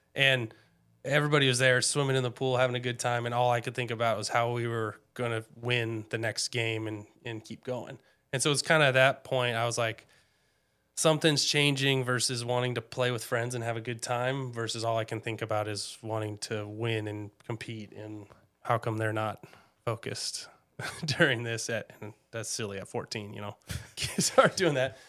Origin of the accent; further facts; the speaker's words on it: Snohomish, Washington, United States; I grew up in Snohomish. Um, I think we moved there when I was about two.